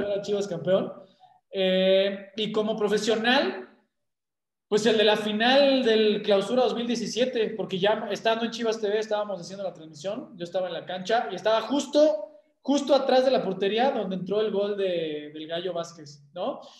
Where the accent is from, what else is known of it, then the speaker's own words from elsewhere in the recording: Mexico; como mexicano que soy